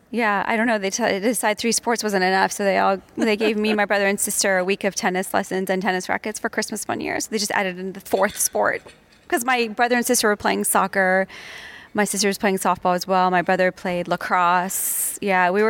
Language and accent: English; New England, United States; growing up in New England in the northeastern part of the States